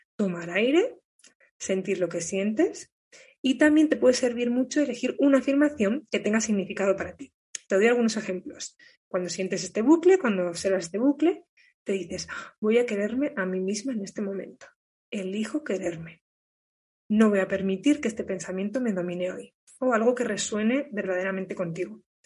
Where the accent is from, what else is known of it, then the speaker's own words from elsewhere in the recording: Burgos, Castile and León, Spain; moved away as an adult; Yo ya estoy por España, ahora en Burgos, que es de donde soy